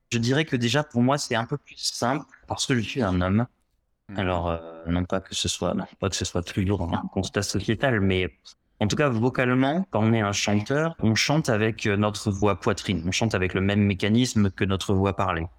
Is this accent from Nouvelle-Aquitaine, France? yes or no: yes; Gironde, Nouvelle-Aquitaine, France; je suis entré au conservatoire de Bordeaux parce que je viens de Gironde